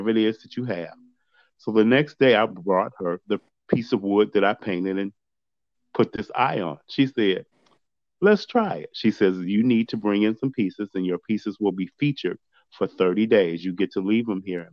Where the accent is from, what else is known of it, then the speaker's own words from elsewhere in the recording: Chicago, Illinois, United States; now in Stow, United States; I am currently living in Stowe, Ohio, but I'm originally from Chicago, Illinois. And that's where I was born, raised, and grew up, in Chicago